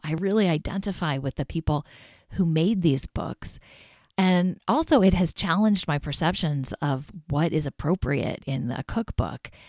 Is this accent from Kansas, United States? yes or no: yes; Kansas, United States; now in Maine, United States; my home state of Kansas